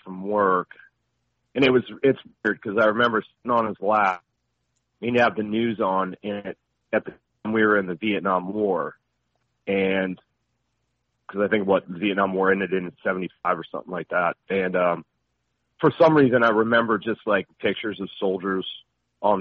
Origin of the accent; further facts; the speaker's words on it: Detroit, Michigan, United States; I was born on October 24th, 1971, up in Detroit, Michigan.